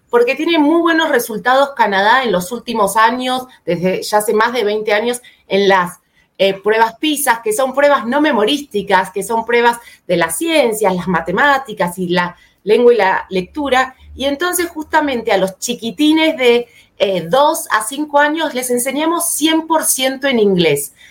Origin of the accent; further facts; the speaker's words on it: Argentina; moved away as an adult; now in São Paulo, Brazil; soy argentina, pero vivo hace ya dos años en Sao Paulo, Brasil